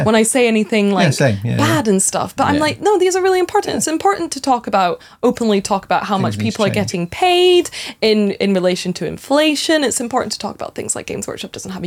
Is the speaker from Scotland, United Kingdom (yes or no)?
yes; Edinburgh, Scotland, United Kingdom; also born or lived in Aberdeen; I am from Edinburgh Ways. I went to uni in Aberdeen. I've been all over Scotland